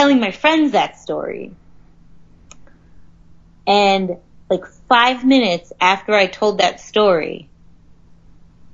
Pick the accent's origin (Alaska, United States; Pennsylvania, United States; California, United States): Pennsylvania, United States; Harrisburg; as someone from Harrisburg, I don't think you could call it a big city.